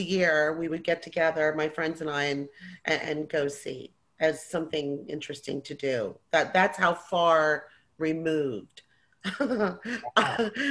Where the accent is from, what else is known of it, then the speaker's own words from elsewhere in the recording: New Jersey, United States; I'm born and raised in New Jersey, Jersey girl.